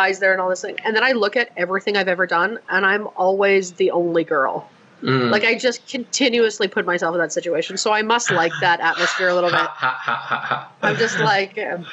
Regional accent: Alberta, Canada; growing up in Alberta

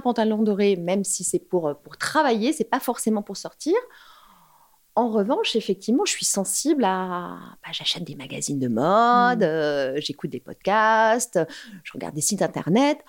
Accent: Paris, Île-de-France, France; je suis une Parisienne

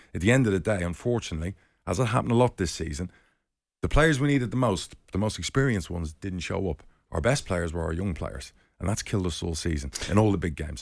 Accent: Spain; when I was twenty, twenty-one, I grew up in Spain.

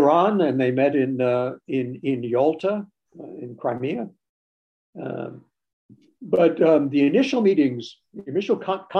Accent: United States; growing up in the United States, I always associated the Second World War with the American contribution

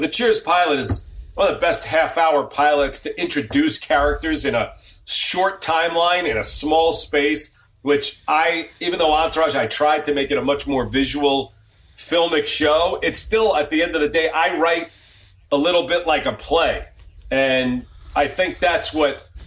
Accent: New York, United States; moved away as an adult; now in Los Angeles, United States; I am a New Yorker, even though I've lived in Los Angeles longer than I lived in New York by a lot.

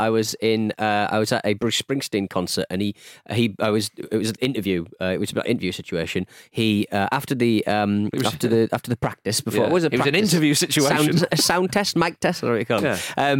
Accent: United Kingdom; as a Brit

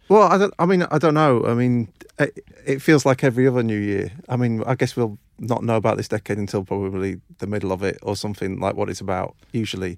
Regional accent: a small village near Doncaster, Yorkshire and the Humber, United Kingdom; moved away; I grew up in, um, a uh, n, uh, n, sort of small village near Doncaster in South Yorkshire

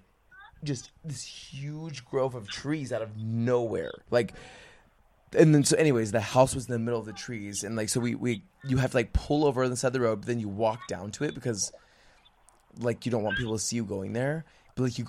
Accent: Utah, United States; the town we grew up in Utah

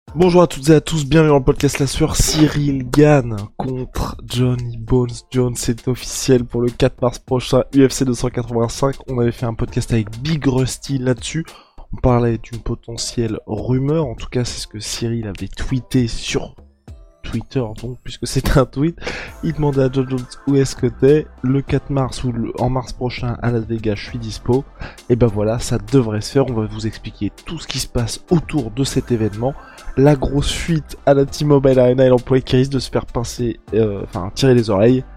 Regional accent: France; en tant que Français

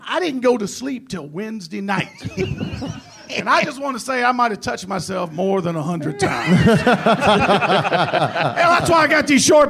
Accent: Danville, Virginia, United States; moved away as an adult; also born or lived in Ohio; I grew up in Danville, Virginia, which is right on just north of Chapel Hill. Grew up in a small town, you know, and I went to college in Ohio. I didn't know I was a hillbilly.

